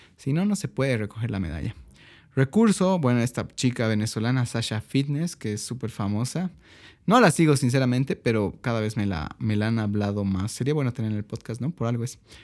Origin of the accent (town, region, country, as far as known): Bolivia